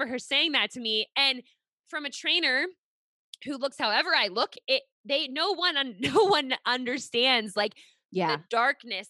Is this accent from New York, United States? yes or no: no; Pittsburgh, Pennsylvania, United States; moved away as an adult; now in Rhode Island, United States; I'm actually originally from Pittsburgh. We live in Rhode Island now, but I was, lived in Pittsburgh for 26 years